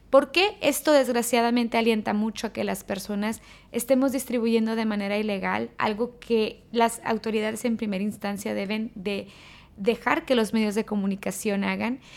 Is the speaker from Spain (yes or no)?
no; Mexico; moved away as an adult; now in Dubai, United Arab Emirates; Yo como expatriada y también como mexicana